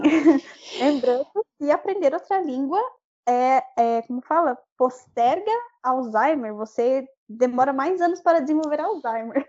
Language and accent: Portuguese; Brazil; accent: Brazilian; now in Dublin, Ireland; ter um, um, sotaque brasileiro, eu sei que sempre vou ter